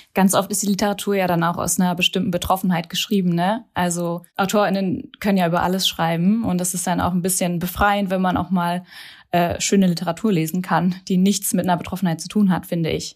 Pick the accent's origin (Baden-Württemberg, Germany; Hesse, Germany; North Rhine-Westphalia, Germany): Hesse, Germany; moved away as an adult; now in Berlin, Germany; bin gebürtige Hessin und genau, wohne seit zehn Jahren hier